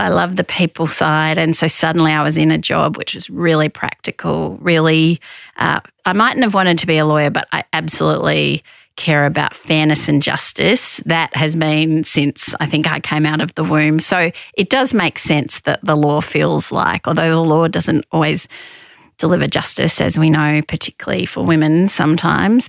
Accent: Victoria, Australia; I grew up in Victoria.

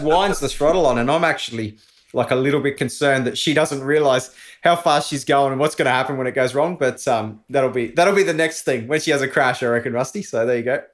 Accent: Australia; moved away as an adult; also born or lived in Andorra; being an Aussie, living overseas. I was always gonna come back here.

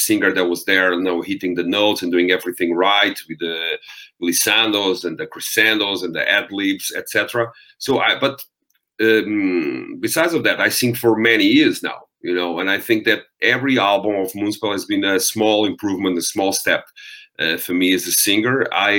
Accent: Portugal; accent: Eastern-like Russian, Romanian; English is a second language; I'm not a native English speaking person. So I have this, even though I'm from Portugal, I have this Eastern-like Russian, Romanian accent

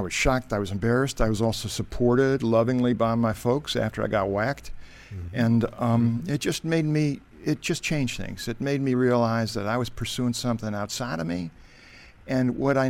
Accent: Cleveland, Ohio, United States; moved away; Cleveland, Ohio.

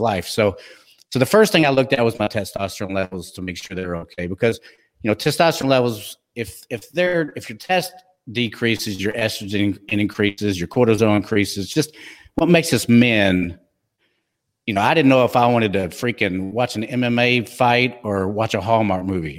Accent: Texas, United States; accent: twang; I'm from Texas

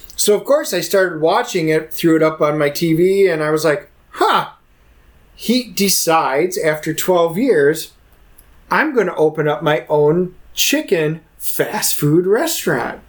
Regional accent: Wisconsin, United States; moved away; also born or lived in Texas; I'm originally from Wisconsin.

